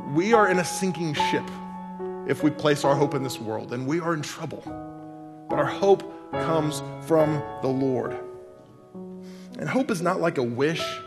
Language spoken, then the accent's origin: English; Oklahoma, United States; I'm from Oklahoma.